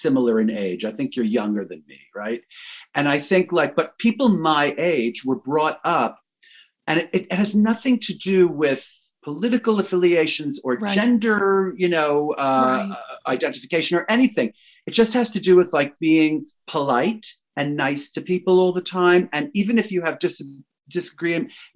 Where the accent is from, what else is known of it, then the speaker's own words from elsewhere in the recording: New York City, New York, United States; as a New Yorker